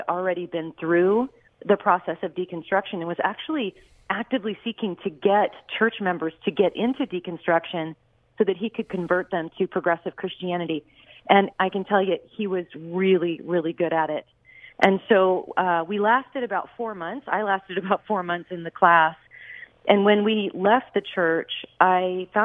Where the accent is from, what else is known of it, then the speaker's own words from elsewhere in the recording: Los Angeles, California, United States; moved away as an adult; I grew up in the San Fernando Valley and Northridge and Chatsworth, and haven't been there since about 1999. I mean, I haven't lived there at least since then, but yep, that's where I was born and raised.